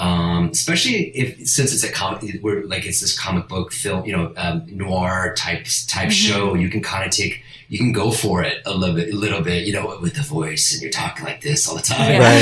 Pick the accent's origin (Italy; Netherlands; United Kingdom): Italy; first language Italian; English is a second language; moved away; also born or lived in Spain; I was born in Spain, but my mom's Italian, and we moved to Italy soon after that. I think I was in Spain for like 2 weeks, and my first language is Italian